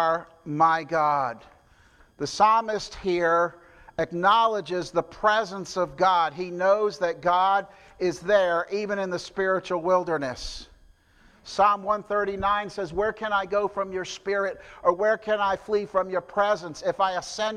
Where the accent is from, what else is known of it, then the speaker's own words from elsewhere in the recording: New Jersey, United States; moved away; I'm from New Jersey